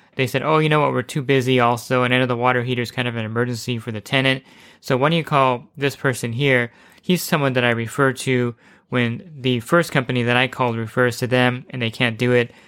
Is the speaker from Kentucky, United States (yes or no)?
no; New Jersey, United States; now in California, United States; originally from New Jersey, but I'm in, I've been in California for many, many years